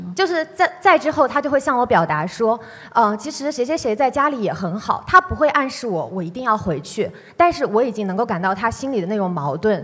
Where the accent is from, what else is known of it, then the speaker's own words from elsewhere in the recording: China; moved away; 我出生在大陆的一个小城市，我从小我的父母就希望你念书可以好一点，可以离开你现在生活的这个环境